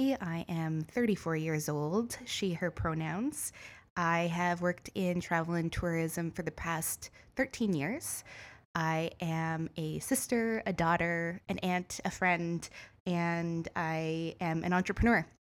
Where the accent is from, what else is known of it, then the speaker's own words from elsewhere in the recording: Renfrew, Ontario, Canada; now in Toronto, Canada; I grew up in Renfrew, Ontario, so I am a small town girl turned city person.